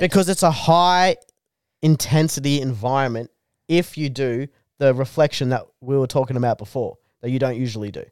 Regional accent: Bungendore, New South Wales, Australia; I grew up in Bungandore, New South Wales.

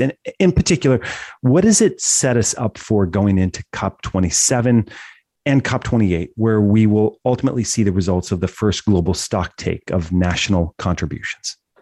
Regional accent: United States; as an American

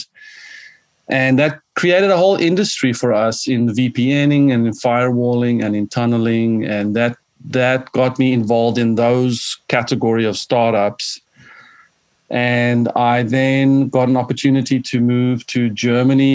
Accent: South Africa; moved away; born and raised in South Africa

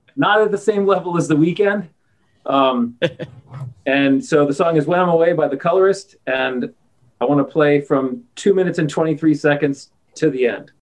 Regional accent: New York, United States; I'm from New York.

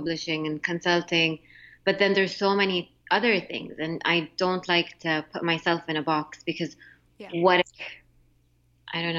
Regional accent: Jeddah, Makkah Province, Saudi Arabia; moved away as an adult; also born or lived in Montreal, Canada / Mecca; now in United States; I grew up in Jeddah

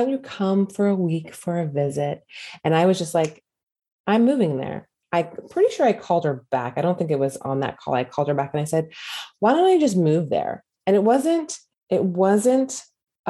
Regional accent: California, United States; moved away as an adult; also born or lived in Hawaii / the South; I grew up in California at that time, my whole entire life

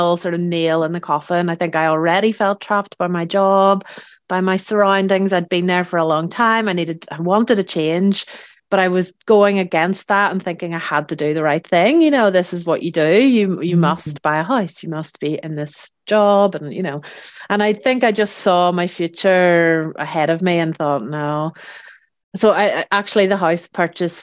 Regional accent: Belfast, Northern Ireland, United Kingdom; moved away as an adult; also born or lived in Scotland; now in France; I am originally from Belfast in Northern Ireland, and I moved to France 10 years ago

